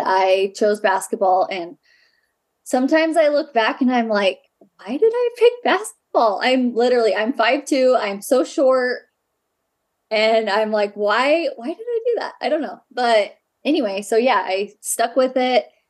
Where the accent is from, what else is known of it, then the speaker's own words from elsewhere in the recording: Ogden, Utah, United States; I grew up in Ogden, Utah.